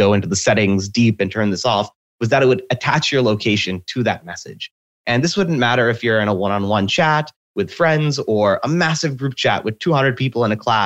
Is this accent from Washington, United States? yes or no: yes; Seattle, Washington, United States; I was born and raised in Seattle.